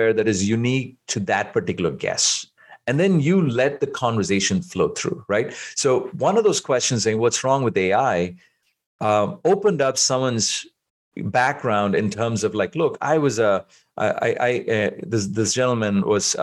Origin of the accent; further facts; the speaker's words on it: India; moved away; I grew up in India